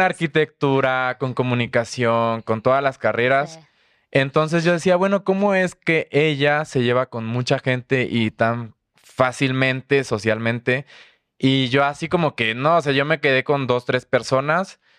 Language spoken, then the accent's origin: Spanish; the coast of Chiapas, Mexico; moved away as an adult; also born or lived in Tuxtla Gutiérrez; now in Mexico City, Mexico; soy de la costa de Chiapas, entonces por ahí tenemos ya también un parentesco por ser de la costa de Chiapas. Eh, me fui a vivir a Tuxtla a los 18